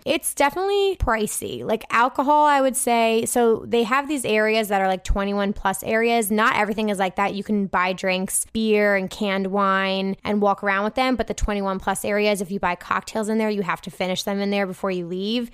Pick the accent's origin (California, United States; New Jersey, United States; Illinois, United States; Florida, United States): New Jersey, United States; So I'm from New Jersey.